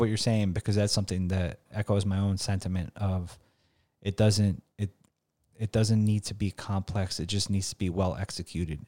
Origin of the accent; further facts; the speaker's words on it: New York, United States; growing up in the Bronx or, like, blue collar background, being an Albanian